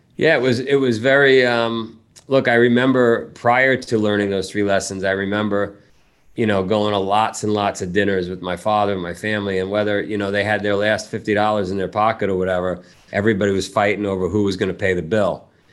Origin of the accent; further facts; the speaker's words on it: New York City, New York, United States; moved away as an adult; also born or lived in Vermont; we grew up, my family lived in Ground Zero for that movie, right, right in Howard Beach